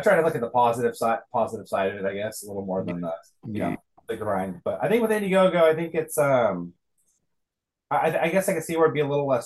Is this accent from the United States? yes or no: no; Scotland, United Kingdom; I'm Scottish